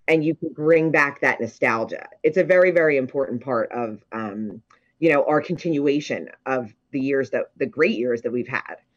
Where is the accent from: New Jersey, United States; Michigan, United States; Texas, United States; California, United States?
New Jersey, United States; Ocean City; I was born and raised in Ocean City